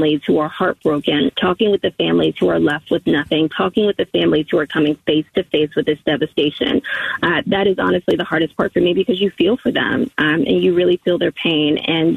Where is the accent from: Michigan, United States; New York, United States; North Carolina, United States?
North Carolina, United States; moved away; also born or lived in Florida; I'm originally from North Carolina